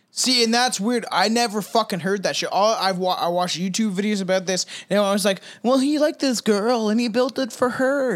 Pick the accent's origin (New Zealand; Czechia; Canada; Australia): Canada; I'm Canadian